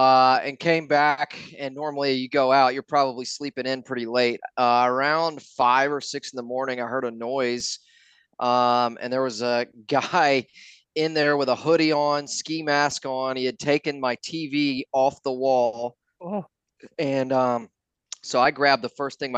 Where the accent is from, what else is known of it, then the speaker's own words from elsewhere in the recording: Atlanta, Georgia, United States; I grew up here in Atlanta. Grew up a Georgia Tech fan. My dad went to Tech.